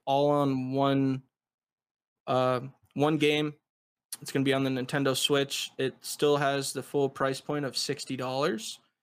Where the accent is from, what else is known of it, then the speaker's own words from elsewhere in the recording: United States; I'm from the United States